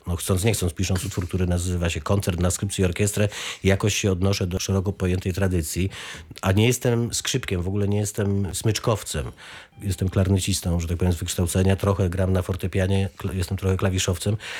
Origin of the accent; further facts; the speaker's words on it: Wrocław, Lower Silesian Voivodeship, Poland; moved away; also born or lived in Oława; Ja jestem w- właśnie rodowitym Oławianinem, a właściwie wrocławianinem. Teraz, jak już nie mieszkam we Wrocławiu